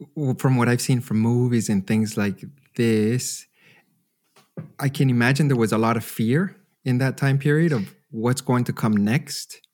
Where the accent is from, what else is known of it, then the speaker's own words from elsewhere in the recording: Canada; now in Germany; when I was growing up in Canada